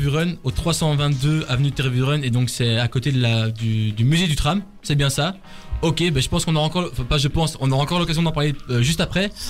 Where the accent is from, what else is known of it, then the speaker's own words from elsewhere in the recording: Bourgogne-Franche-Comté, France; Je viens de France.